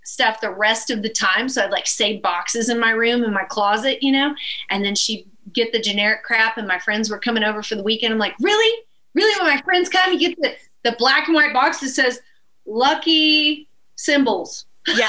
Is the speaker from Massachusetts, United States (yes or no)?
no; Northeast Texas, United States; the town where I was born in Northeast Texas